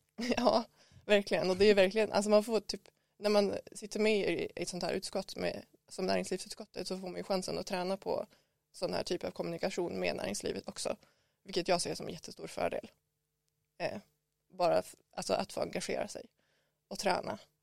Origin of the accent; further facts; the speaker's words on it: Skellefteå, Västerbotten County, Sweden; moved away as an adult; now in Umeå, Sweden; jag kommer från Skellefteå, grannstaden Skellefteå och jag flyttade till Umeå för att plugga